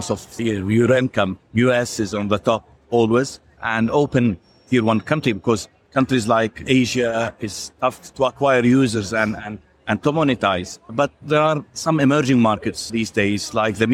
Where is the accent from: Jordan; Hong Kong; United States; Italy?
Jordan; I'm from Jordan.